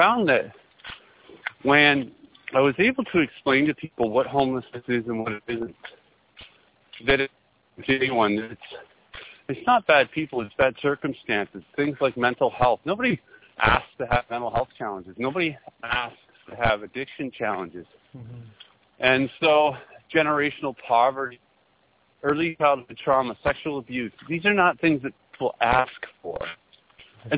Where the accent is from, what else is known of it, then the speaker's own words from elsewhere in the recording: Midland, Ontario, Canada; also born or lived in Vancouver, Canada; as a little boy growing up in Midland, Ontario